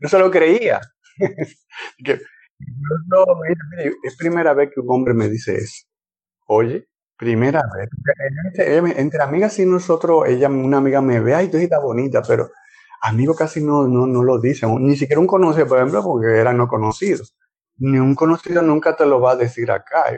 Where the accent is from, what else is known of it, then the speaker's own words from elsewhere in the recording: Dominican Republic; provengo de República Dominicana, no de Dominica